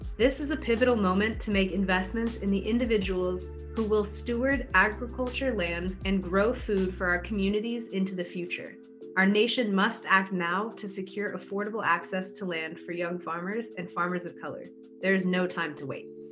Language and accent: English; Butte County, California, United States; I was born and raised in Butte County.